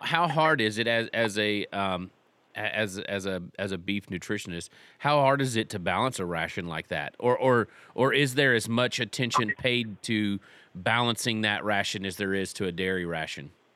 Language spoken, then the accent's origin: English; Texas, United States; I grew up in Texas.